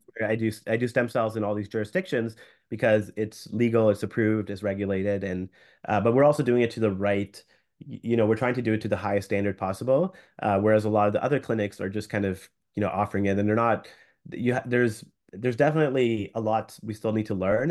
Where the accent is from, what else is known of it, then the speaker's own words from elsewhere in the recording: Canada; as a Canadian physician